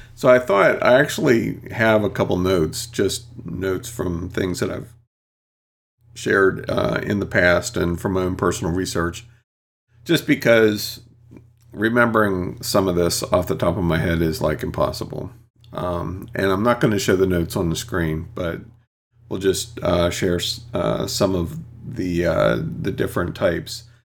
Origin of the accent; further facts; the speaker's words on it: United States; first language English; I'm true American. I only know English and barely that.